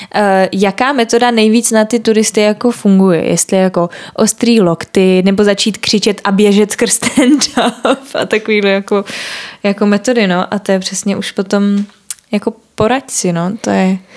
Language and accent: Czech; Prague, Czechia; já jsem jako Pražák a měla jsem to štěstí, že teda jako můžu bydlet u rodičů